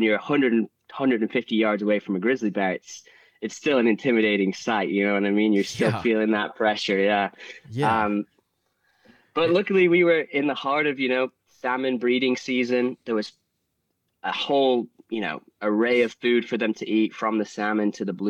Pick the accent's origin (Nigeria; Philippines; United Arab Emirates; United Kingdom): United Kingdom; Manchester, North West England; I grew up in England. I grew up in Manchester. Not that sort of environment.